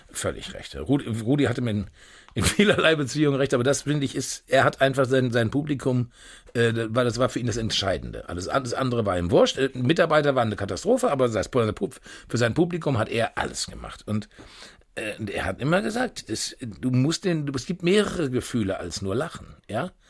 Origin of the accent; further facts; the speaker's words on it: Unna, North Rhine-Westphalia, Germany; Und das äh, alte Dorf, wo ich geboren bin, das war Unna Stockum. Also da hatten wirklich 400 Einwohner. Und äh, ja, und ich bin also mit selber kochen groß geworden, mit Spiegeleier essen während der Woche